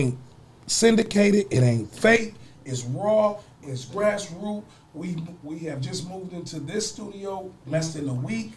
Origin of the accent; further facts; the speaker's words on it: Toledo, Ohio, United States; I went to Southview, and I grew up on Belmont